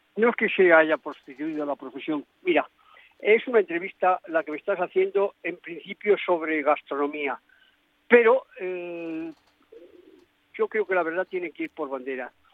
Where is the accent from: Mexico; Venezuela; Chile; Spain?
Spain; yo soy español